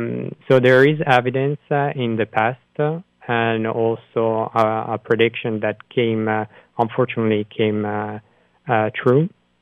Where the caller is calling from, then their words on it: Brussels, Brussels-Capital Region, Belgium; I'm calling you from Belgium, actually, from Brussels.